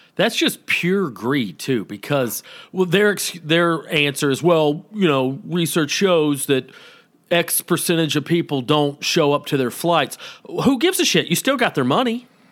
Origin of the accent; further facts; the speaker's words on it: Atlanta, Georgia, United States; I'm from Georgia